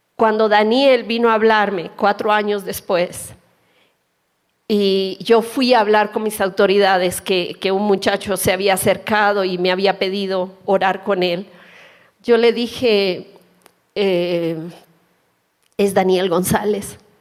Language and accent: Spanish; Colombia; moved away as an adult; yo soy colombiana